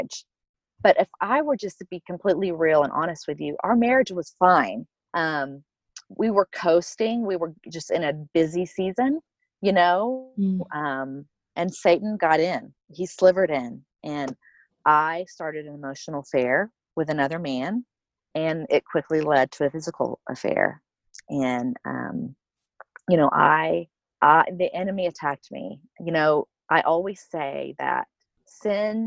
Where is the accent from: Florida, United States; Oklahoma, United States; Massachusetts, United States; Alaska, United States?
Oklahoma, United States; accent: Oklahoman; now in Colorado, United States; I'm originally from Oklahoma. So if you hear an accent, it's an Oklahoman accent. I'm a total Okie.